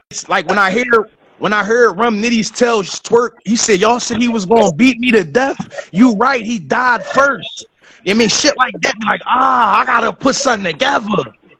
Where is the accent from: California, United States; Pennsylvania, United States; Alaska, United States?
Pennsylvania, United States; Philadelphia; it was always rap around you in Philly. Like, and I'm 34.